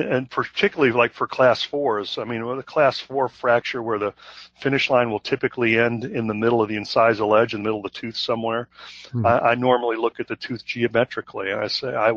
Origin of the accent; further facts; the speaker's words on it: Chicago, Illinois, United States; I'm from Chicago